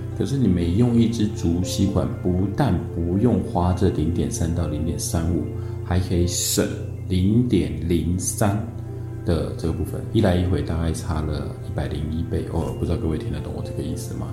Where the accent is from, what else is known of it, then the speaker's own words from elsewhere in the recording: northern Taiwan, Taiwan; 我本身是 啊，北部人，所以北部的族子、贵族跟绿族比较多。小时候我们都在这个竹林里面去长大的